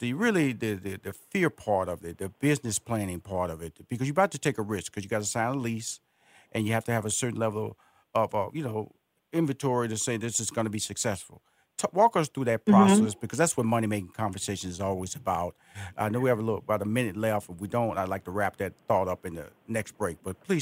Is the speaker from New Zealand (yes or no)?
no; Houston, Texas, United States; I was born and raised in Houston, Texas, which is Fifth Ward, is the community that I was born in.